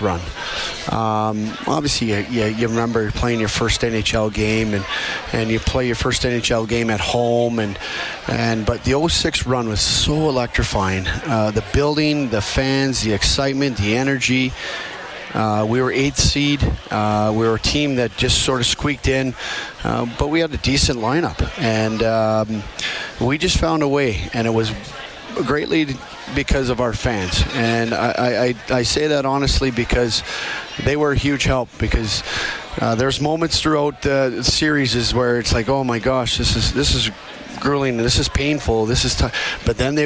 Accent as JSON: {"language": "English", "town": "Edmonton", "region": "Alberta", "country": "Canada", "said": "I'm from Edmonton. This is where we call home"}